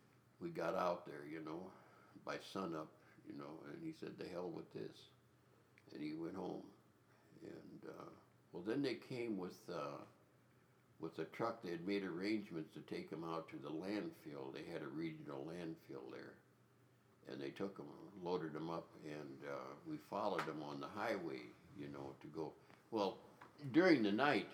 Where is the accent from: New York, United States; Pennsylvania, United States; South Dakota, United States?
South Dakota, United States; Elm Creek, Wolf Creek country; I grew up down in Elm Creek, Wolf Creek countries where I grew up